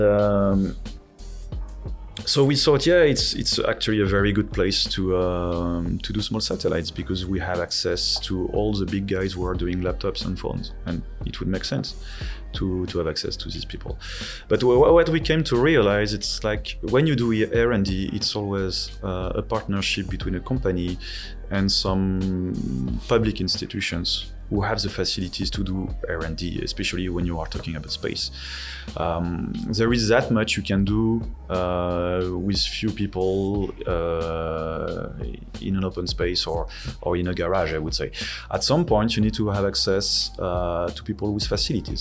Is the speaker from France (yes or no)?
yes; France; accent: French; English is a second language; moved away as an adult; also born or lived in Netherlands; now in Taiwan; my French accent. Uh, so I'm from France, and I uh, I studied over there